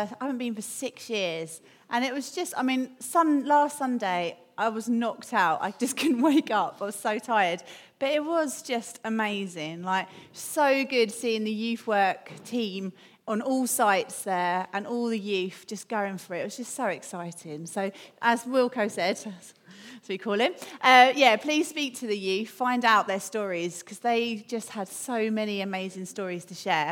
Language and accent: English; London, United Kingdom; I'm from London